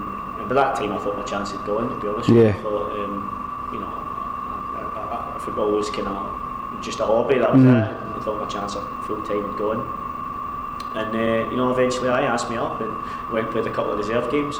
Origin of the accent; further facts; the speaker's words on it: Erskine, Scotland, United Kingdom; I'm from Erskine originally